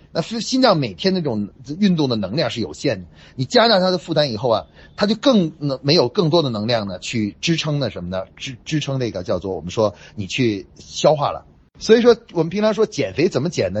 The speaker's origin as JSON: {"language": "Chinese", "country": "China", "said": "我们中国人说"}